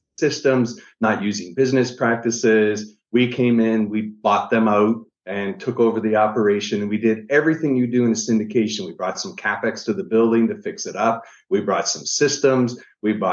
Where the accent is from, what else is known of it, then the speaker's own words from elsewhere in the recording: Niagara Falls, Ontario, Canada; I'm originally from Niagara Falls, Canada.